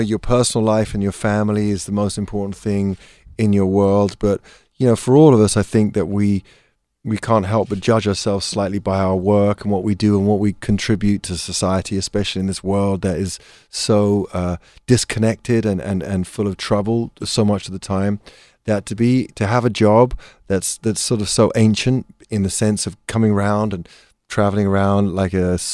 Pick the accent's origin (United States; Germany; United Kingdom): United Kingdom; England; being English